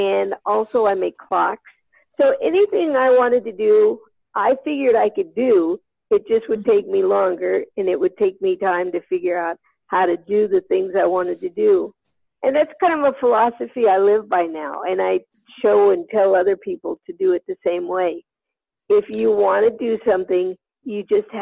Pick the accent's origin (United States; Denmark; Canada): United States; northeast of Sacramento, Northern California; I'm from California, Northern California, northeast of Sacramento